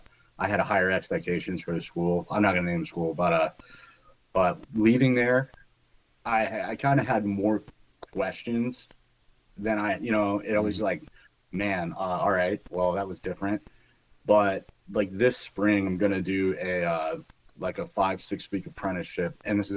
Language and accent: English; Michigan, United States; now in New York, United States; Originally, I grew up in Michigan, but I settled in upstate New York.